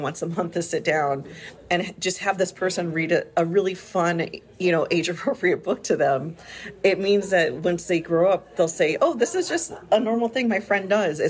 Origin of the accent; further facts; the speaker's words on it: Hawaii, United States; now in Renton, United States; I grew up in Hawaii, and we've always been around all different cultures and involved with all different people and practices.